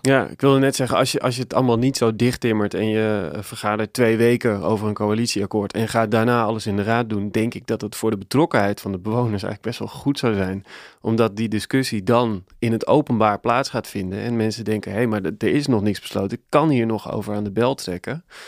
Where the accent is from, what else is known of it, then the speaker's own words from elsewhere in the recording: Nieuwegein, Utrecht, Netherlands; ik ben opgegroeid in Nieuwegein.